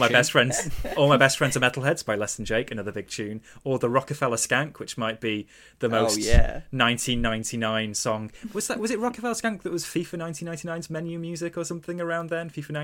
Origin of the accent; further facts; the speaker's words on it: Italy; English is a second language; I grew up in Italy watching Digimon on TV before school, and that's what sparked my interest in anime.